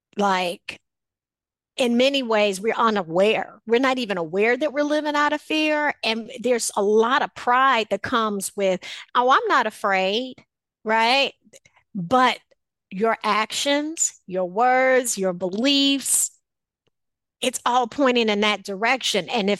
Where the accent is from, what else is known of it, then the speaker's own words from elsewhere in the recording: Chicago, Illinois, United States; growing up in Chicago, on the south side of Chicago, a lot of times, although, you know, my home, was in a community where I wasn't necessarily afraid to go outside.